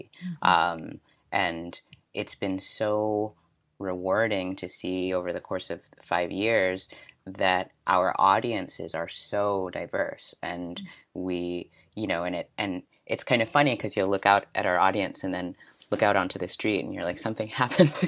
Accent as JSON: {"language": "English", "country": "Haiti", "tie": "born or raised there", "moved": "yes", "lives_now": "Iowa City, United States", "said": "I was born in Haiti"}